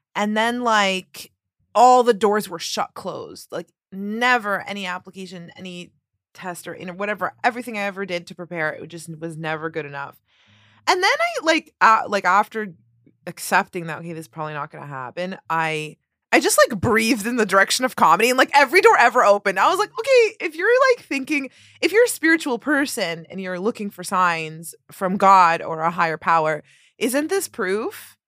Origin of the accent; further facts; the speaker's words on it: Toronto, Ontario, Canada; moved away as an adult; now in New York City, United States; I'm from Toronto and I just moved here in January